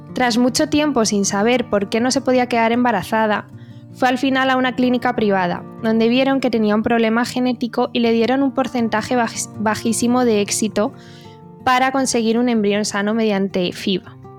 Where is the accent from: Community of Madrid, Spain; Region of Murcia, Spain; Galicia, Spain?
Community of Madrid, Spain; conozco la comunidad de Madrid porque es donde me he formado, de donde soy yo, de donde somos nosotras